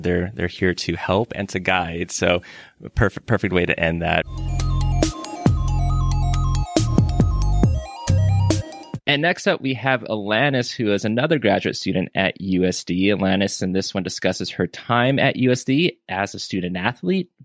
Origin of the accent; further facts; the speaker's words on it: Southern California, United States; moved away; I'm from Southern California